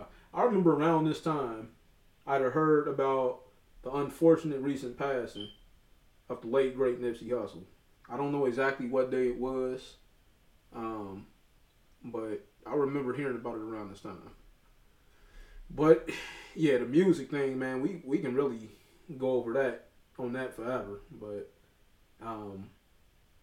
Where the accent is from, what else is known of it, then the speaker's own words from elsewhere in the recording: Cincinnati, Ohio, United States; We're from Cincinnati, Ohio